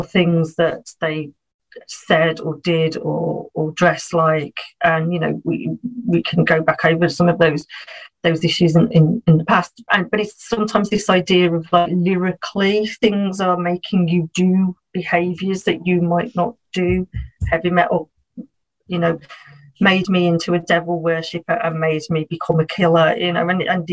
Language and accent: English; Birmingham, West Midlands, United Kingdom; moved away as an adult; now in near Liverpool, United Kingdom; I come from a place in England called Birmingham